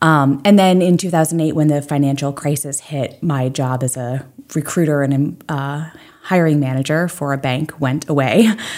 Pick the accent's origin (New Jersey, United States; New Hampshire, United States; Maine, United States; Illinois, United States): Maine, United States; Belgrade Lakes; also born or lived in upstate New York; now in Portland, United States; Yes, I'm originally from Belgrade Lakes.